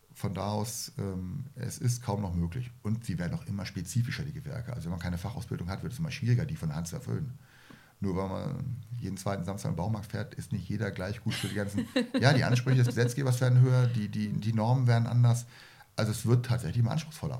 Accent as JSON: {"language": "German", "country": "Germany", "said": "ich komme aus der Nähe von Hamburg"}